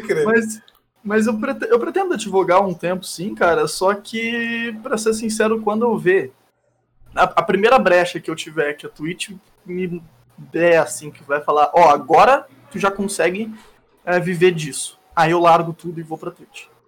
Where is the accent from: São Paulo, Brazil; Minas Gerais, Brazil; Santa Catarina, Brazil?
São Paulo, Brazil; Barretos; now in Gaspar, Brazil; Eu sou original de Barreto, São Paulo, e moro em Gaspar